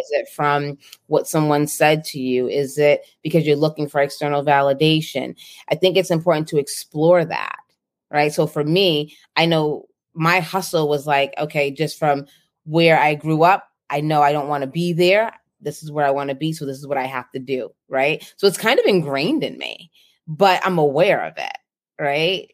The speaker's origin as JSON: {"language": "English", "town": "Boston", "region": "Massachusetts", "country": "United States", "tie": "born or raised there", "moved": "yes", "said": "I grew up in Boston, the inner city"}